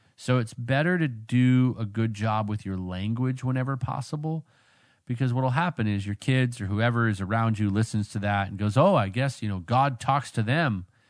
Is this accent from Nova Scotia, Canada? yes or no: no; Vancouver, British Columbia, Canada; moved away; I grew up out there in Vancouver